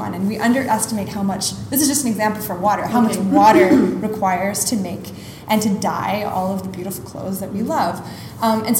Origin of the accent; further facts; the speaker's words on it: Montreal, Quebec, Canada; moved away as an adult; now in Singapore; my hometown of Montreal